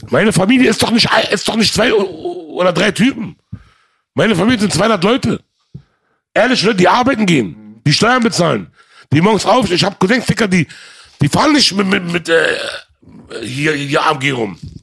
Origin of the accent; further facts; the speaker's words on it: Germany; Aber ich bin hier groß geworden, ich bin hier geboren, ich kenne nur das hier.